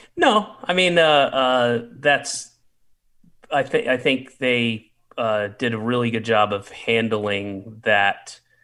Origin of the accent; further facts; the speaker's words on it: the South, United States; moved away; I grew up in the South